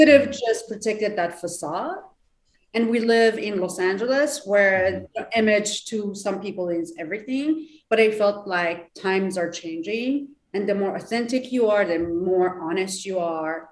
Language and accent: English; Iran; English is a second language; moved away as an adult; now in Southern California, United States; I'm from Iran